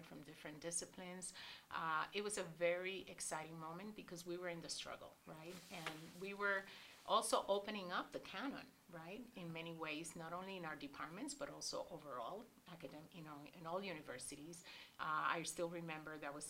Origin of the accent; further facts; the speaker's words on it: Puerto Rico; moved away as an adult; also born or lived in Indiana; as a young woman coming from Puerto Rico